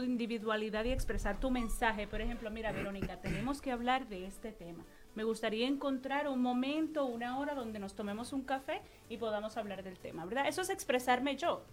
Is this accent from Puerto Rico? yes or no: yes; Puerto Rico; now in New York, United States; Vengo de Puerto Rico